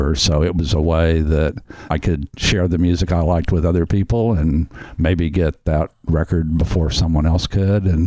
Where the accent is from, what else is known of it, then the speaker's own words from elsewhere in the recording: Houston, Texas, United States; when I was a kid growing up in Houston